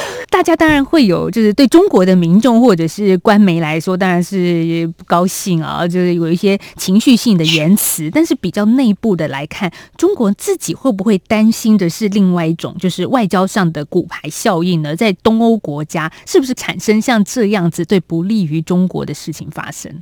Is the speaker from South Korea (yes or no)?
no; Taiwan; 这都在我们台湾人或者一般的中产阶级来说